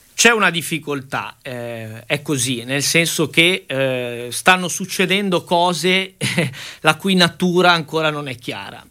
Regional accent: Liguria, Italy; da Ligure

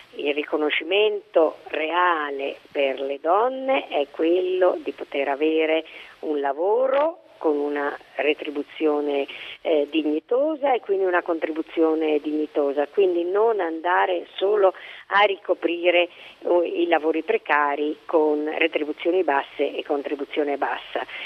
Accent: Bolzano, Trentino-Alto Adige, Italy; io sono di Bolzano

